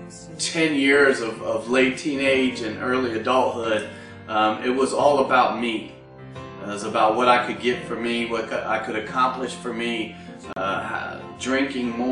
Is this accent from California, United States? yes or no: no; Dayton, Ohio, United States; I was removed from Wayne High School by my parents and put into Dayton Christian High School